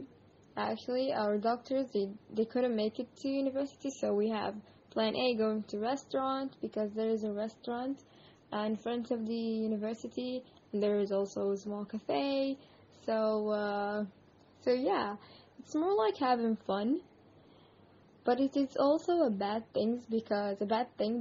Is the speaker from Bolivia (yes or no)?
no; Yemen; I am from Yemen.